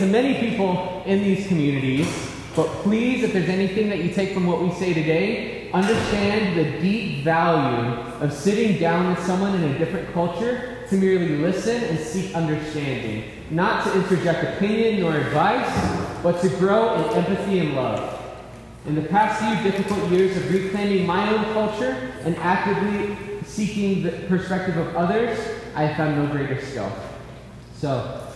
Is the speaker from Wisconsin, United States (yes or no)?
no; Tahajali, New Mexico, United States; now in Albuquerque, United States; I currently live in Albuquerque, New Mexico, but I grew up and I'm from Tahajali, New Mexico